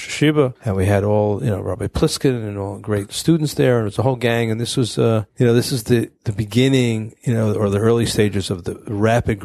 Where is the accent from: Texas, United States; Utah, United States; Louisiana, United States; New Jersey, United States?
New Jersey, United States; Fair Lawn; moved away as an adult; I'm from Fairlawn, New Jersey